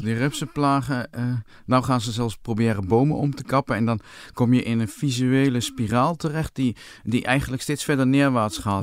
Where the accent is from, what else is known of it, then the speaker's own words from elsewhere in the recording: Winterswijk, Gelderland, Netherlands; toen ik jong was in Winterswijk